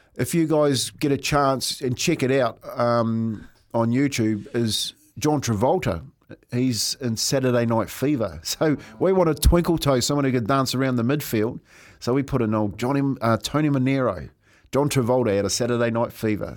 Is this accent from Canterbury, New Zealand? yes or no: no; Taranaki, New Zealand; moved away; my home town, uh, home down in Taranaki